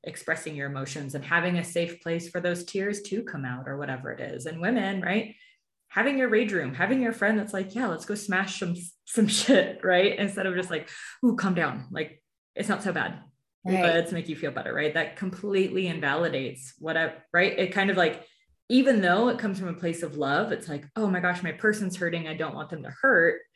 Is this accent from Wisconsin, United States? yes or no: no; California, United States; moved away as an adult; also born or lived in Santa Cruz, California; now in Denver, United States; I'm from California